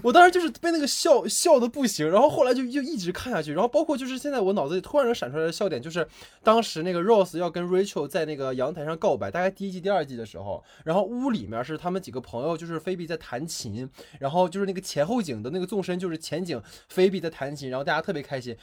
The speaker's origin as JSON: {"language": "Chinese", "region": "Northeast China", "country": "China", "tie": "born or raised there", "also_born_or_lived": "Beijing", "moved": "as an adult", "said": "因为我老家是东北的嘛，我家那边有一个，呃，仿照老友记做的咖啡厅"}